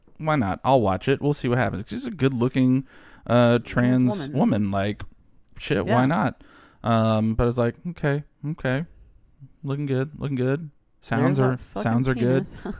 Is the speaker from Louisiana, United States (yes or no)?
yes; New Orleans, Louisiana, United States; Like growing up in the New Orleans area, you meet so many different types of people.